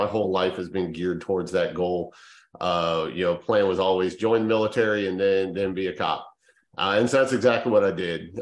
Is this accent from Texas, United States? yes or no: no; Denver, Colorado, United States; being from Colorado and growing up in the Denver area during the mid and late 90s